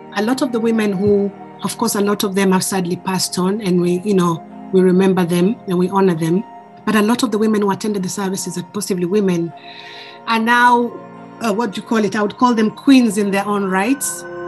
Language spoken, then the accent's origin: English; Kenya; now in United Kingdom; I am originally from Kenya, but I've lived in the UK for more than half my life.